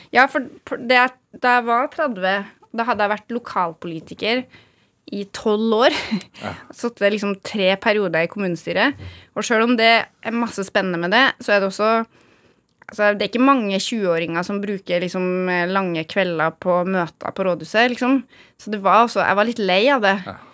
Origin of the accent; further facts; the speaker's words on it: Gjølme, Trøndelag, Norway; Jeg er jo født og oppvokst på Gjølme. I det som da het Orkdal kommune.